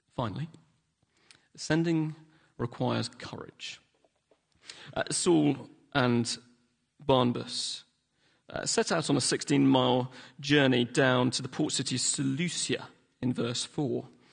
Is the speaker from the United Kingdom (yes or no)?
yes; London, United Kingdom; also born or lived in Hillingdon; now in Manchester, United Kingdom; I didn't grow up in Manchester. I grew up in London